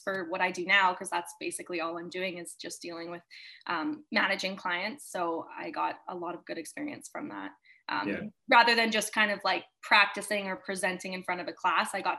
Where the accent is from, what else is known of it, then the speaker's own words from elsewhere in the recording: Kamloops, British Columbia, Canada; Yeah, I'm born and raised in Kamloops. I've been here forever